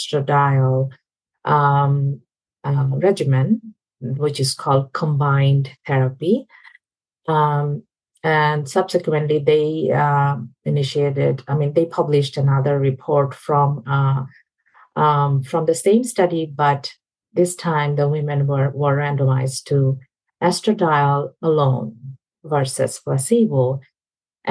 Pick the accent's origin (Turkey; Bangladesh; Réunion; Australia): Bangladesh; moved away as an adult; now in United States; Where I grew up in Southeast Asia, Bangladesh, I mean, when I was in even med school